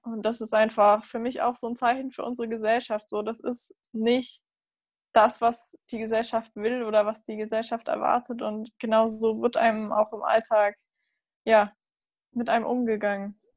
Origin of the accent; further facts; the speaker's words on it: Munich, Bavaria, Germany; ich komme aus München